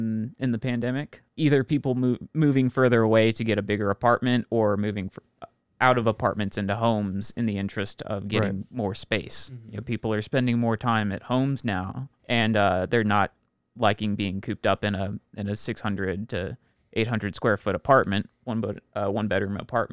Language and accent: English; Houston, Texas, United States; So, I am from Houston, Texas